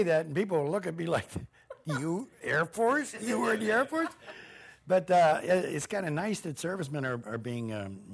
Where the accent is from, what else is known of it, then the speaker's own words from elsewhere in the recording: Pittsburgh, Pennsylvania, United States; moved away as an adult; also born or lived in Chicago / Toronto; I was in Pittsburgh. I lived in Pittsburgh. I'm from Pittsburgh